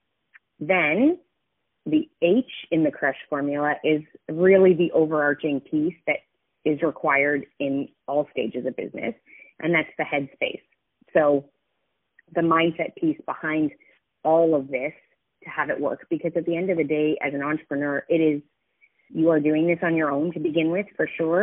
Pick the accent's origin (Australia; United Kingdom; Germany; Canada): Canada; Canmore, Alberta; moved away; my hometown, so Canmore, Alberta